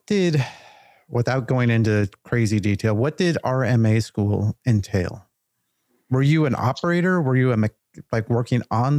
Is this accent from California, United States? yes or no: yes; Southern California, United States; I grew up in Southern California.